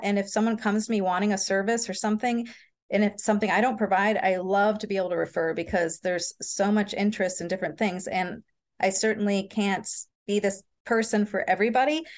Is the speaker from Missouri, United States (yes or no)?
yes; St. Louis, Missouri, United States; I was raised in Saint Louis, Missouri